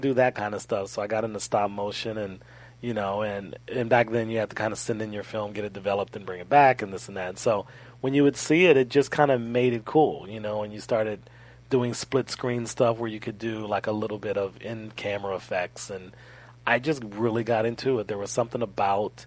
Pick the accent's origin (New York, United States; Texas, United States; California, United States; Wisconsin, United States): California, United States; Los Angeles; I'm born and raised in Los Angeles. Really, really close to Inglewood.